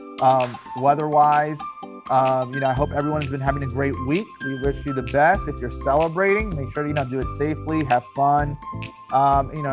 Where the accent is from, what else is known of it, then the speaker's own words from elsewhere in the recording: Florida, United States; I'm from Florida. So, I mean, I grew up in Florida